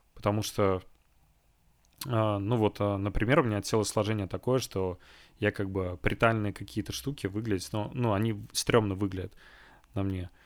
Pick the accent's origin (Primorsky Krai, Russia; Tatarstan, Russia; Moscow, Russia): Tatarstan, Russia; Kazan; moved away; в Казань домой к родителям